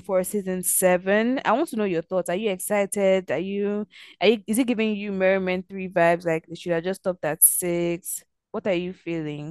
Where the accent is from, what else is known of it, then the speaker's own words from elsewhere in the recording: Nigeria; we're Nigerian